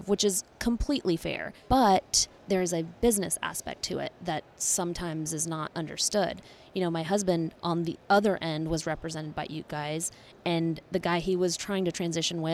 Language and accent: English; Conyers, Georgia, United States; I was from Conyers